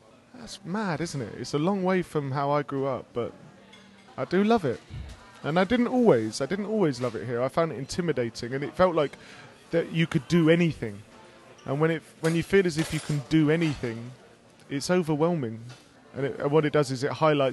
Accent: England, United Kingdom; I'm just an English dude

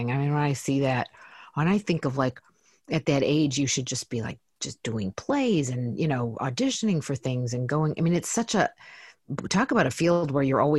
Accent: Detroit, Michigan, United States; moved away as an adult; also born or lived in Chicago; now in Los Angeles, United States; so I was born in Detroit. I went to Southfield High, which is a suburb of Detroit

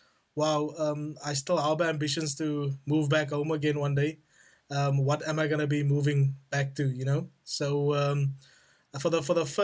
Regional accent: South Africa; now in United Kingdom; I'm a South African and I'm always going to like love my country

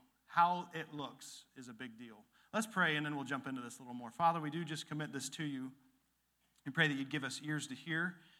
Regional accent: Illinois, United States; And where I grew up after Dad got out of the military, there was where the Rock River dumps into the Mississippi, one of the most fertile valleys in the world

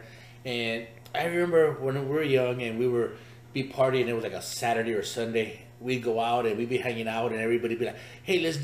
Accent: Los Angeles, California, United States; When we grew up right there in East

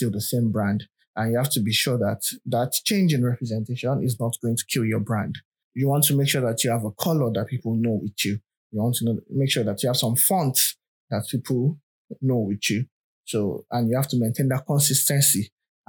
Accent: Nigeria; I'm a Nigerian

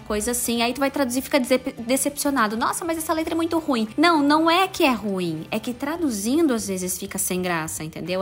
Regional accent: Pato Branco, Paraná, Brazil; nosso tempo tempo, né, Fábio? Lá ah. em Pato Branco, que a gente tinha que comprar uma revistinha

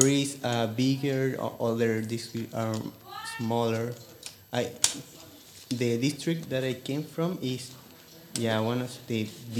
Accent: Puente Alto, Santiago Metropolitan Region, Chile; I'm from Santiago, from Puente Alto.

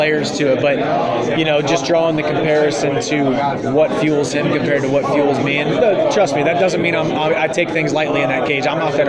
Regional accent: St. Louis, Missouri, United States; I grew up in St. Louis, Missouri, right down the road.

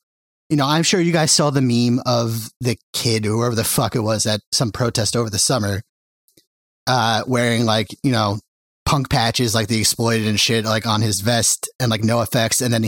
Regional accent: Long Island, New York, United States; My experiences with the hardcore, scene growing up on Long Island, it was very cliquey.

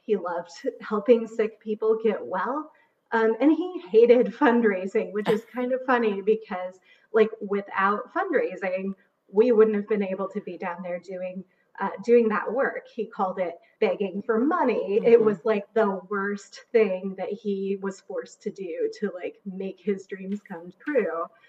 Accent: Haiti; But I grew up outside the U.S. I grew up in Haiti. My parents were missionaries.

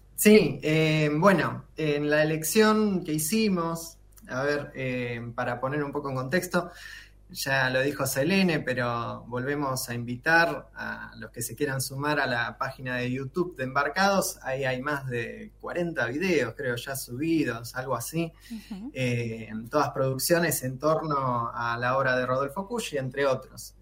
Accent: Argentina; nosotros como latinoamericanos y propiamente como argentinos, argentinas

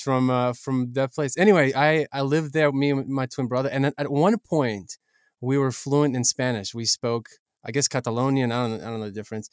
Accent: Ukraine; I'm from Ukraine

